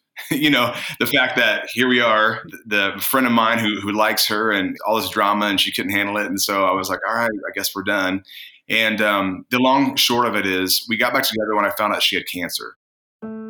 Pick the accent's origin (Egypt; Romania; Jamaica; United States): United States; Indiana; moved away as an adult; also born or lived in California; I moved from Indiana to California when I was 18.